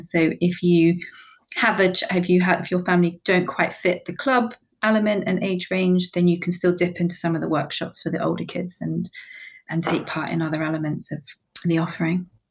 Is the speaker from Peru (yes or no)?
no; New Zealand; moved away as an adult; now in London, United Kingdom; originally, I was born and bred in New Zealand.